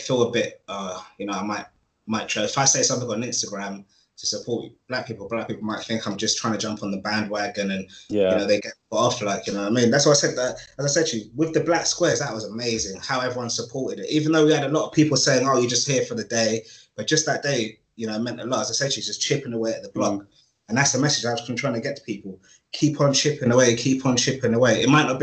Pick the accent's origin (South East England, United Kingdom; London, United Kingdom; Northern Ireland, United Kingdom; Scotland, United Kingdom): London, United Kingdom; I grew up in North London in the 90s, like mid-90s, as a child